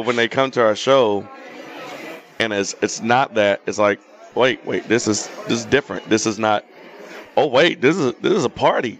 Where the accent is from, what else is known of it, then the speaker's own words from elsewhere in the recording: North Carolina, United States; we're both from North Carolina